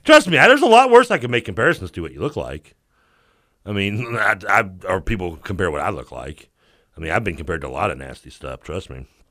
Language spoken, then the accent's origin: English; the South, United States; accent: Southern; my Southern accent